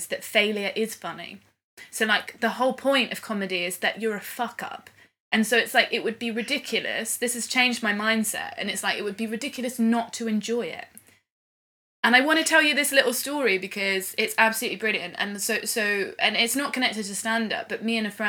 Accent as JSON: {"language": "English", "town": "Swindon", "region": "South West England", "country": "United Kingdom", "tie": "born or raised there", "said": "my hometown in Swindon"}